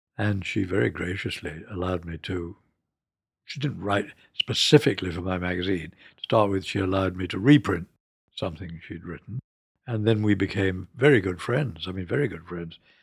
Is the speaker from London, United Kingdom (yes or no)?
yes; London, United Kingdom; also born or lived in Scotland; I was born in London, and we were sent up to Scotland for the first three years. And then after the Blitz and the R A F had dominated the Luftwaffe, to give you a bit of pocket history, mm, we came back to London.